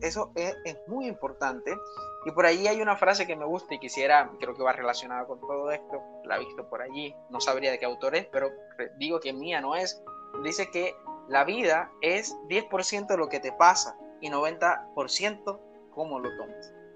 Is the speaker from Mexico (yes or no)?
no; San Antero, Córdoba, Colombia; soy seminarista de Colombia, de una región que se llama Córdoba, un municipio de, de, de San Antero